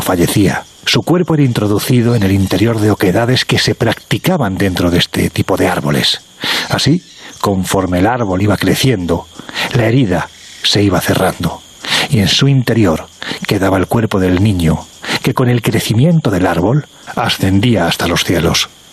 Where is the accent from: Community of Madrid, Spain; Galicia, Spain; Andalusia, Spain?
Andalusia, Spain; uno como andaluz